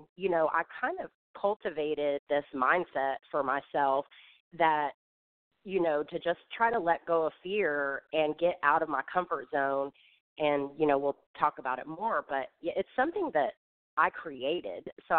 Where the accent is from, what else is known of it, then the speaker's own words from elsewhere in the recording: California, United States; born there; also born or lived in Tulsa; now in Atlanta, United States; Originally, I was born in California, but I've lived all over the United States, and then I relocated to Atlanta from Tulsa, Oklahoma.